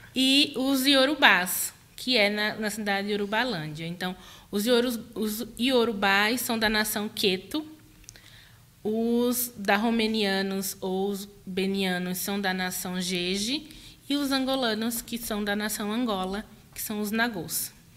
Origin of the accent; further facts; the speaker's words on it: Northeast Region, Brazil; also born or lived in Maceió, Alagoas; now in São Paulo, Brazil; sou mulher nordestina, neta da Dona Maria